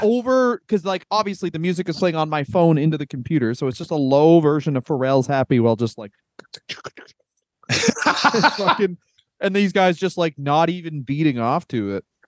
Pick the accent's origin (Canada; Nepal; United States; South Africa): Canada